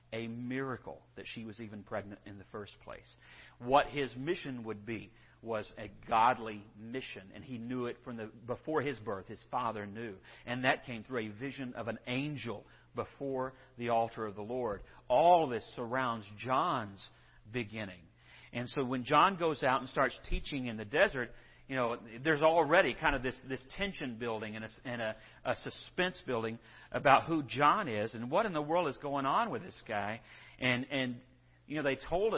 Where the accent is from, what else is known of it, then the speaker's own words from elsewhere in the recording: West Texas, United States; also born or lived in Bonham, Texas; I'm from West Texas